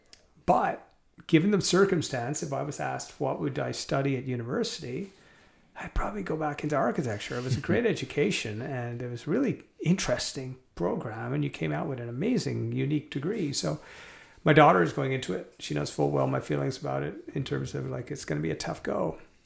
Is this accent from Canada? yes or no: yes; Canada; also born or lived in Montreal; now in North Vancouver, Canada; my folks came over, had me, my parents. My dad was born in Six Mile Bridge, which is outside out of Limerick, and my mom was born in Limerick, Ireland, and they met and came over to Canada, had me